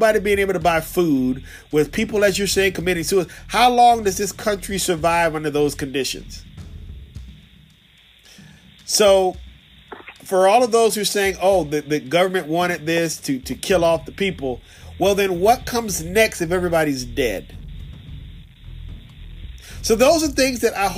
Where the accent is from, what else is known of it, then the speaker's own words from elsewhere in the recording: Virginia, United States; I'm a Negro from Virginia